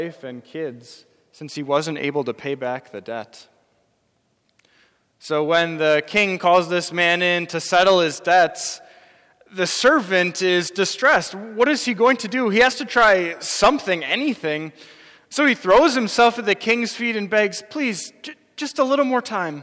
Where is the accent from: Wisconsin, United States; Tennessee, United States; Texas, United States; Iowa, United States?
Wisconsin, United States; I grew up in Wisconsin. I'm a lifelong Wisconsinite.